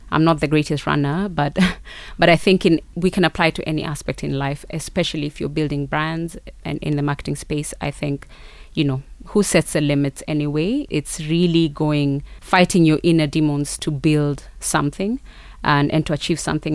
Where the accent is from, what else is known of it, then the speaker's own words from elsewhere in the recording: Rift Valley, Kenya; also born or lived in South Africa; I'm from the Rift Valley specifically, but even as a Kenyan